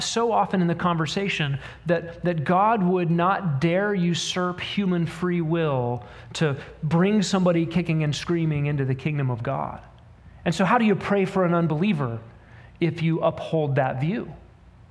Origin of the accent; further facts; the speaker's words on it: United States; particularly as American humans